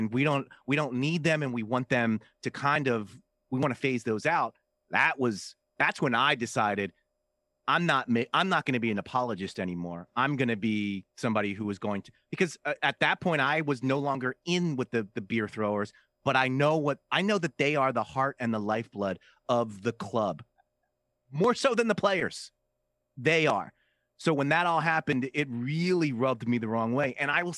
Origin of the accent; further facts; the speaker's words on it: Philadelphia, Pennsylvania, United States; I'm from Philly.